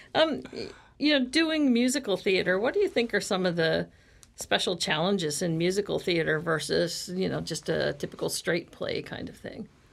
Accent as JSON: {"language": "English", "region": "Midwest", "country": "United States", "moved": "yes", "said": "I'm from the Midwest"}